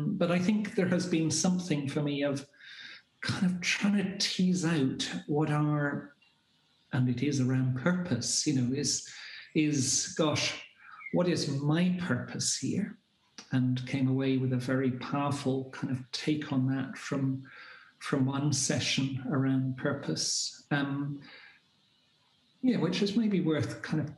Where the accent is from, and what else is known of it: Scotland, United Kingdom; also born or lived in Glasgow